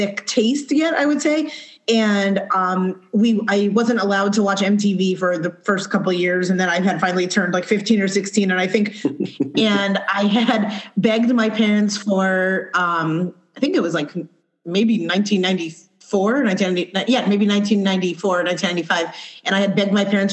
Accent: Scranton, Pennsylvania, United States; now in California, United States; I'm from Scranton, Pennsylvania, so like Northeast PA

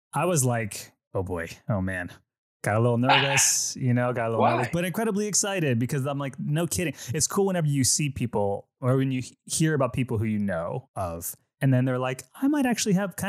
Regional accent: Philippines; Myself, I'm Filipino, and the Filipino religion, it's a very Catholic nationality, just as a culture, right?

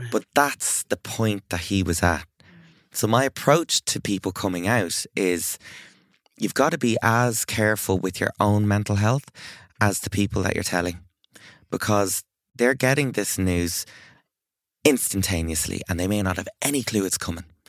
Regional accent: Ireland; as an Irish person

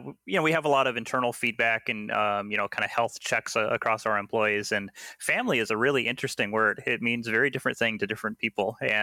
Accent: Seattle, Washington, United States; No, I was born and raised here in Seattle.

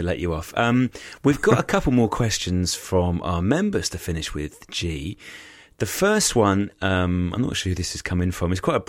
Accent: Thaxted, East of England, United Kingdom; North Essex, which are the sort of roads where I grew up on Thaxted.

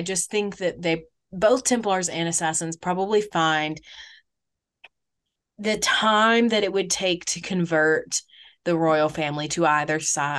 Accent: United States; I'm just an American

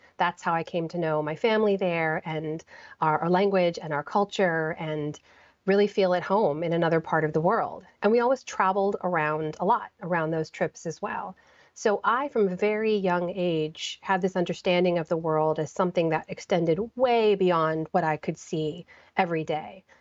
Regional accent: United States; growing up in the United States

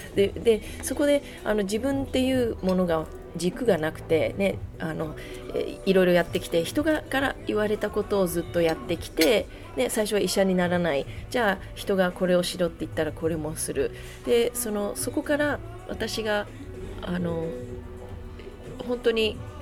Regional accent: Okinawa, Japan; moved away; 2人で沖縄で育ち、ね、でも沖縄に育ってもアメリカンスクールに行ってた

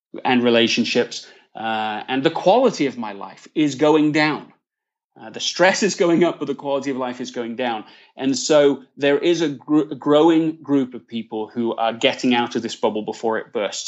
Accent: Leeds, Yorkshire and the Humber, United Kingdom; accent: English; moved away as an adult; also born or lived in London, England / United States; now in California, United States; I was born in London, England, Uh, grew up in Leeds, in the north of England, and have spent the last fifteen years in the U S. I'm currently based in California.

